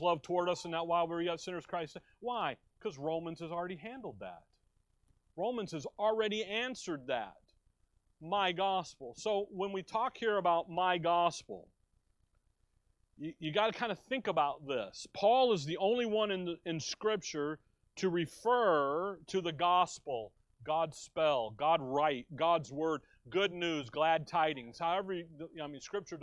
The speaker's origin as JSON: {"language": "English", "town": "Chicago", "region": "Illinois", "country": "United States", "tie": "born or raised there", "moved": "yes", "lives_now": "Tempe, United States", "said": "growing up in Chicago, there was a day even in Chicago when we went to high school with a gun in the back window"}